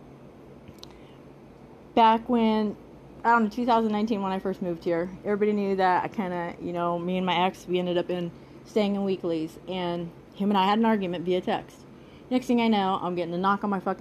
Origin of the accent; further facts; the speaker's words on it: Nebraska, United States; now in Las Vegas, United States; we're from Nebraska. We're these good old down-home folks